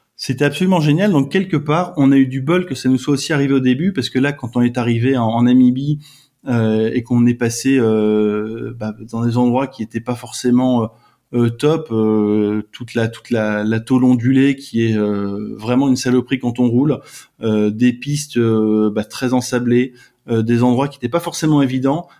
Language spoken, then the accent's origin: French; France; on est, on est des Français